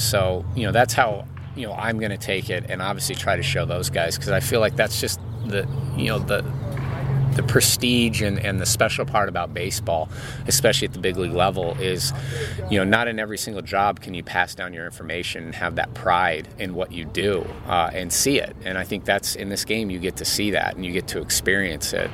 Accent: San Diego, California, United States; Growing up in San Diego

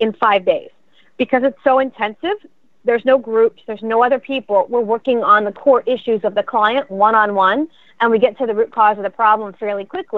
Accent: Pottstown, Pennsylvania, United States; I grew up in Pottstown, Pennsylvania, and I went to Pottsgrove High School

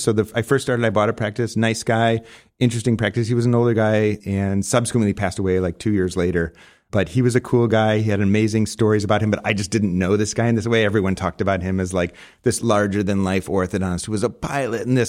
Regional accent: Arlington Heights, Illinois, United States; moved away as an adult; also born or lived in Buffalo Grove, Illinois; now in Scottsdale, United States; I grew up in a suburb called, uh, Arlington Heights, Buffalo Grove, northwest suburb

